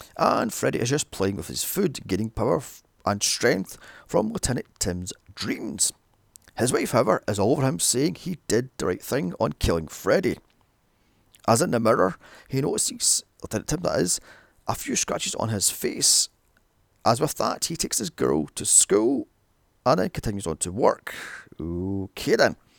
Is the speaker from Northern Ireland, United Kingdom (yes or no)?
no; Scotland, United Kingdom; a little known Scottish horror, Citadel, filmed in my hometown